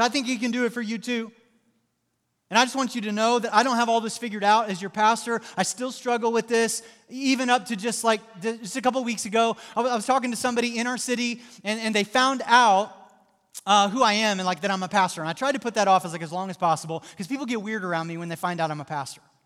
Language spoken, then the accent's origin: English; Southwest Missouri, United States; moved away; I grew up in Southwest Missouri